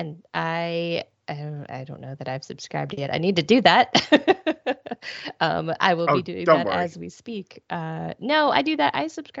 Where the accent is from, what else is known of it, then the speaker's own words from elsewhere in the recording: Ohio, United States; I did not have hot, but cold sweet tea, like an actual sweet tea until I moved to the South. I grew up in Ohio.